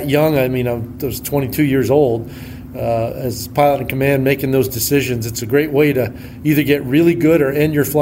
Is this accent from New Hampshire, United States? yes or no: yes; northern New Hampshire, United States; moved away; I grew up in New Hampshire, northern New Hampshire, actually, about halfway between Montreal and Boston.